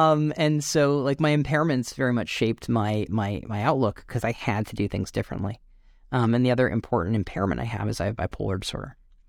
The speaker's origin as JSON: {"language": "English", "region": "Connecticut", "country": "United States", "tie": "born or raised there", "said": "So, I grew up in Northwest Connecticut, and my mom runs an arts not-for-profit called the Litchfield Jazz Festival, Litchfield Performing Arts."}